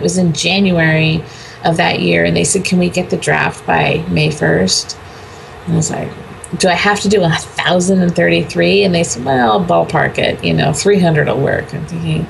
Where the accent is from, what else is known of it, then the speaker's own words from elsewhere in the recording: California, United States; moved away as an adult; I was a fifth generation Californian before I moved